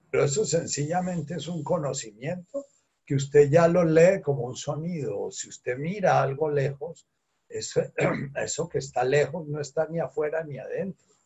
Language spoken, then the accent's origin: Spanish; Colombia; yo soy mergara y Carulla y que soy colombiano y que no soy venezolano